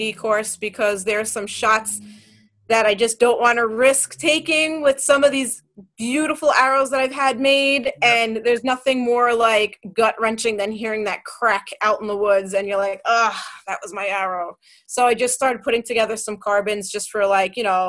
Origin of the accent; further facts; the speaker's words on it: New York City, New York, United States; I'm from Queens